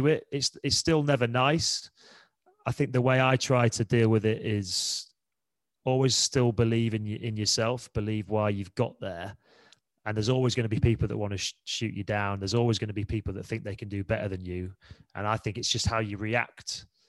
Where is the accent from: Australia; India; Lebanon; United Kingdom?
United Kingdom; Leeds, Yorkshire and the Humber; moved away; I'm from Leeds. I had a year out of school and played for my local club Leeds